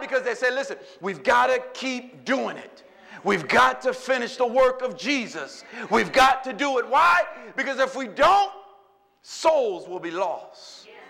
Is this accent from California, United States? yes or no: no; New Orleans, Louisiana, United States; listen, I'm from New Orleans, and you know, if you eat something that is not flavored, you got that look.